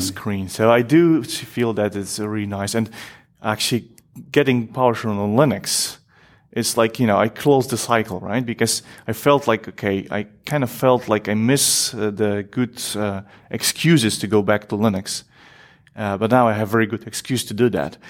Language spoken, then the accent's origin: English; Poland; now in Netherlands; I'm from originally from Poland. I live in Netherlands at the moment